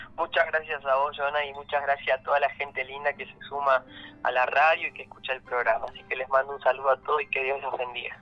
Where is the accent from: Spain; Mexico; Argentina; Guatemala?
Argentina; Perico, Jujuy; moved away as an adult; now in Libertador San Martín, Argentina; yo nací en la provincia de Jujuy, eh, en una ciudad que se llama Perico. Muy bien. Así que ahí me crié, me formé